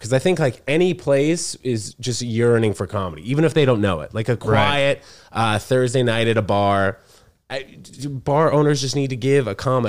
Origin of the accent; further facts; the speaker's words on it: New York City, New York, United States; also born or lived in New Brunswick, New Jersey / Princeton, New Jersey / Connecticut; I was born in New Brunswick, New Jersey. Spent 6 weeks out in Princeton, New Jersey. And then both my parents got jobs here in Manhattan.